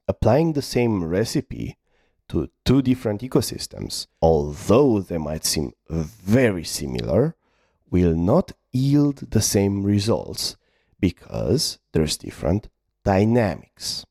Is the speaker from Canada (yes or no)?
no; Romania; I'm from Romania